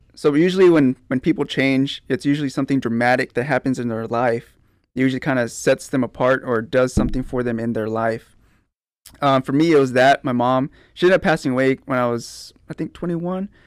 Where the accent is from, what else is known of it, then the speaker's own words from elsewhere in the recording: Pleasanton, Texas, United States; I'm from Pleasanton, uh, born and raised, graduated from Pleasanton High School